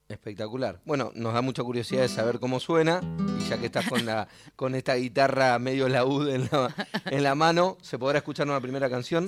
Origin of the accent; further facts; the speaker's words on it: Monte Chingolo, Buenos Aires Province, Argentina; somos eh, nacidos y criados en la misma ciudad